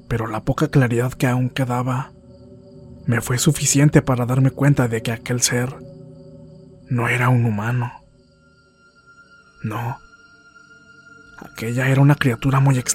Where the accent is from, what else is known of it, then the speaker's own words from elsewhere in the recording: Linares, Nuevo León, Mexico; Regresaríamos al municipio de Linares, Nuevo León, de donde soy originario